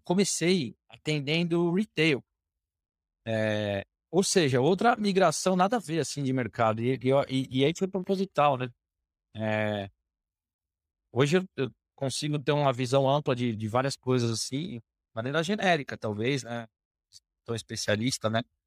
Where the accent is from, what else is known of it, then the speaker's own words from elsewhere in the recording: São Paulo, Brazil; Sou aqui de, de São Paulo, é, nascido, criado por aqui